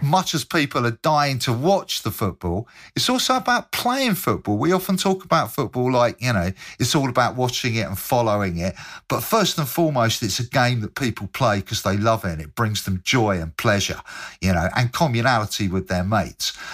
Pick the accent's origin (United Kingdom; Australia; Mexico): United Kingdom; Bristol, South West England; I'm from Bristol